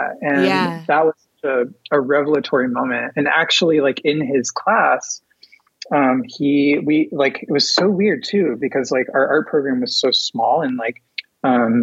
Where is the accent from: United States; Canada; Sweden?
United States; Dallas, Texas; moved away as an adult; now in Kansas City, Missouri, United States; I was born and raised in Dallas, Texas